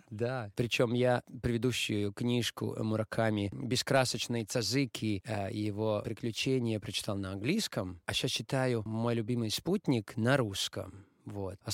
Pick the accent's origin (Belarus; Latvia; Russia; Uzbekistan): Latvia; first language Latvian; Russian is a second language; для меня латышский, латышский. Но я думаю, из-за того, что это мой родной язык